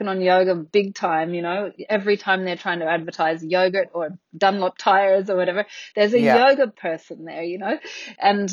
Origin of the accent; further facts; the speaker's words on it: Australia; also born or lived in Athens, Greece; I came back to Australia